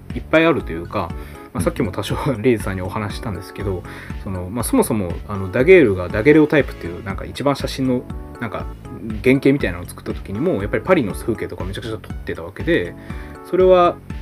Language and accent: Japanese; Hirakata, Osaka, Japan; also born or lived in Kyoto; 僕の地元は僕も地元大阪